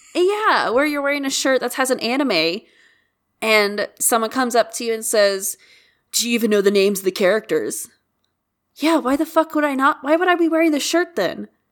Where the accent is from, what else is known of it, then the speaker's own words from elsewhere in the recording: United States; as an American